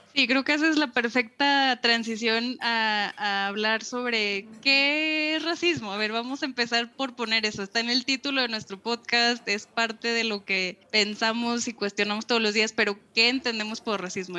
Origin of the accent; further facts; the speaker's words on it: Monterrey, Nuevo León, Mexico; accent: norteño; moved away as an adult; now in Mexico City, Mexico; Yo soy regiomontana por adopción, eh, vivía ya gran parte de mis años formativos